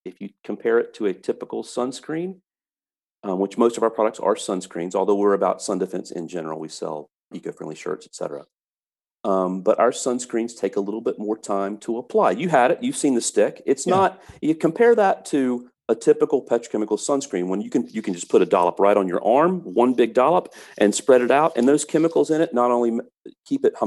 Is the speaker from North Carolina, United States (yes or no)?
yes; North Carolina, United States; now in Florida, United States; I'm from North Carolina and I love North Carolina, but I don't have to live there